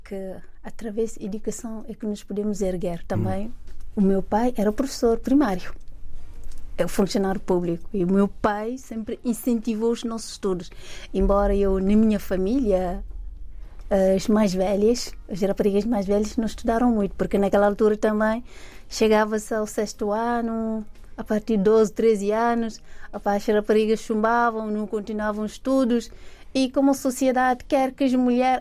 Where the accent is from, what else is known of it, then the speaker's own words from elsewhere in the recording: Thiès, Senegal; moved away as an adult; also born or lived in Dakar; now in Portugal; eu nasci, cresci em Jazz, fiz lá os meus estudos desde o primário até décimo segundo ano